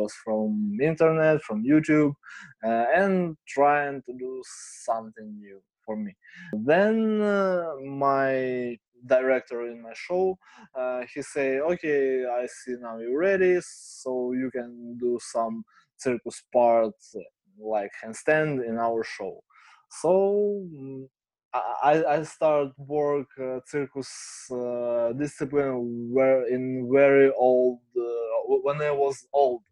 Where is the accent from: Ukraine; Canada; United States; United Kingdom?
Ukraine; Kharkiv, Kharkiv Oblast; English is a second language; I'm from Ukraine, from city Kharkiv. I live here all my life.